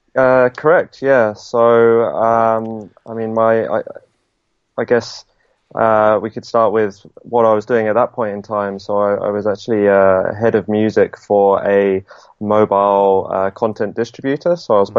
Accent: Southampton, South East England, United Kingdom; moved away as an adult; also born or lived in London; I'm from Southampton

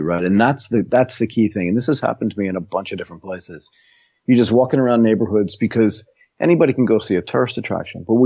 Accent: United States; moved away as an adult; also born or lived in Tokyo, Japan; now in Bangkok, Thailand

